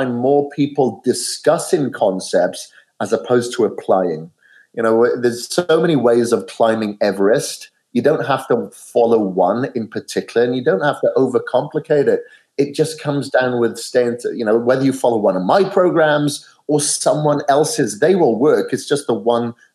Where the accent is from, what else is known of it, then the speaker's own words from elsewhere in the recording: Wales, United Kingdom; now in Boise, United States; I'm from Wales originally, and I'm here in Boise, Idaho